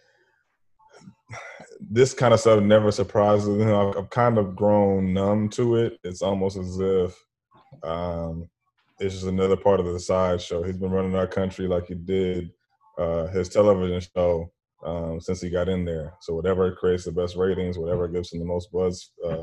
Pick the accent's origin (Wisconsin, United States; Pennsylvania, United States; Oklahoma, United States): Wisconsin, United States; Madison; moved away as an adult; now in Atlanta, United States; native of Madison, Wisconsin. Been here in Atlanta for 20 years now